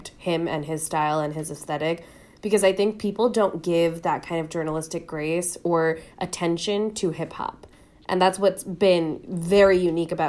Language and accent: English; New York, United States; being a New Yorker